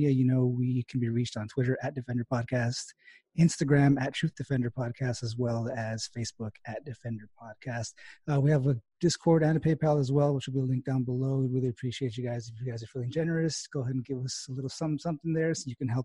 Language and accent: English; El Paso, Texas, United States; moved away as an adult; now in Dallas, United States; I'm originally from West Texas, so I'm from El Paso